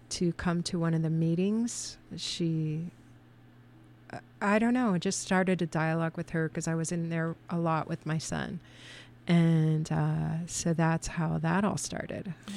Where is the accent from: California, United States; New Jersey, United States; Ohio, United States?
Ohio, United States; Lima; moved away; I'm from Lima, Ohio, but I've been here for twenty-eight years